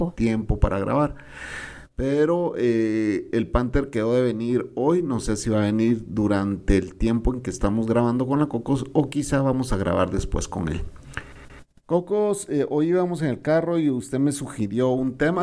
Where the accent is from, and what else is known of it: Guatemala; also born or lived in El Salvador